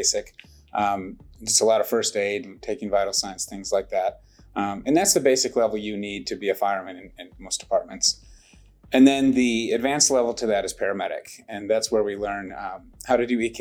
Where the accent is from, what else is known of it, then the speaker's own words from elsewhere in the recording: Northern Illinois, United States; now in Irving, United States; Grew up in Northern Illinois.